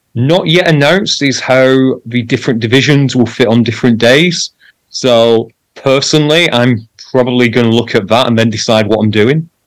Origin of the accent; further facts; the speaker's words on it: United Kingdom; I'm British